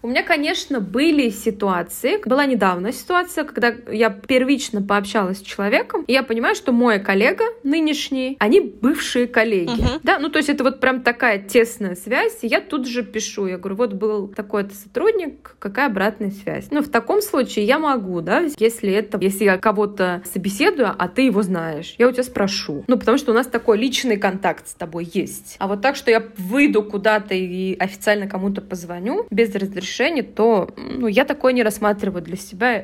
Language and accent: Russian; Kazan, Tatarstan, Russia; я там из Казани